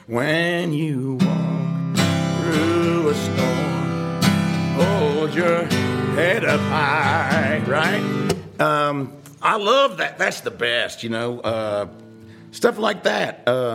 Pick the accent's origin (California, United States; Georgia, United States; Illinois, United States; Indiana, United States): Georgia, United States; Atlanta; he was an Episcopal priest, and that's where I grew up in Atlanta. He was a church in Atlanta called St. Luke's.